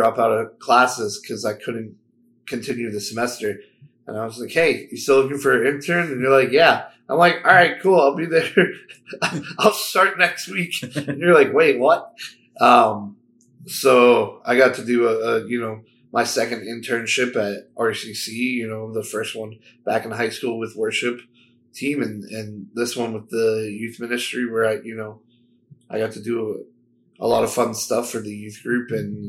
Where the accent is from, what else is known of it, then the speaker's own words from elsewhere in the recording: United States; I grew up in Northern Mass, Southern New Hampshire